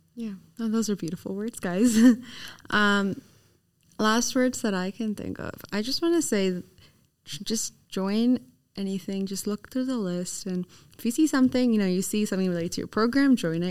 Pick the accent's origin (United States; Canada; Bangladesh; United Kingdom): Canada; now in Sydney, Australia; I'm from Canada